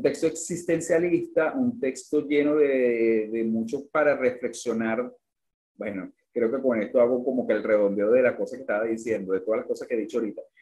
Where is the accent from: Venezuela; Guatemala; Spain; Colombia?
Venezuela; siendo venezolano